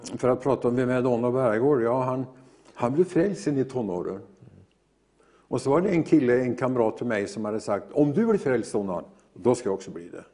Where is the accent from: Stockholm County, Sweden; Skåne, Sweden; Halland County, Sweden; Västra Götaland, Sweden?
Västra Götaland, Sweden; near Gothenburg; jag är ju född ut på Hönerås strax utanför Göteborg